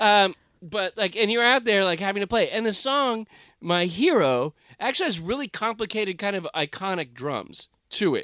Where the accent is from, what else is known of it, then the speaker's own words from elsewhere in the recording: United States; as an American